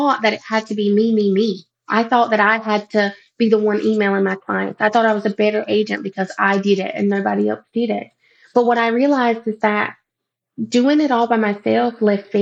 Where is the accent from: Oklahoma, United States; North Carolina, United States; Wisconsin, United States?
North Carolina, United States; moved away as an adult; now in Columbia, United States; my husband and I are from a little town in North Carolina and we are Native American